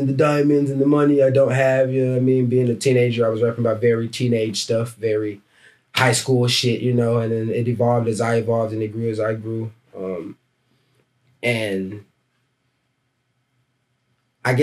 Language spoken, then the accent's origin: English; Dallas, Texas, United States; moved away as an adult; now in Portland, United States; I'm from Dallas, Texas.